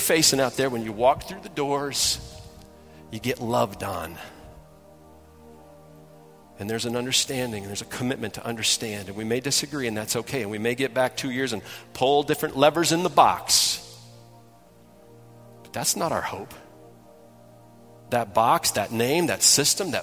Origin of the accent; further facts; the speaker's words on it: Detroit, Michigan, United States; I grew up in Detroit